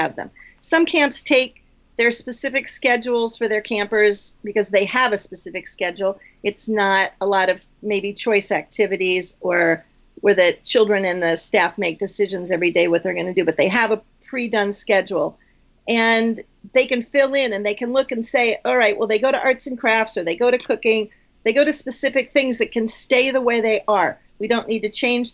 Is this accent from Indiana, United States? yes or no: yes; Indiana, United States; moved away as an adult; also born or lived in Adirondacks / Philadelphia; I grew up in Indiana